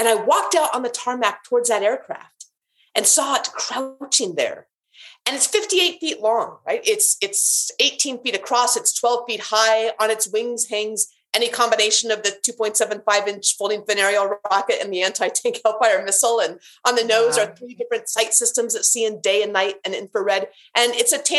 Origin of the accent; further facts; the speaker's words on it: Alaska, United States; moved away as an adult; also born or lived in North Carolina; I grew up in Alaska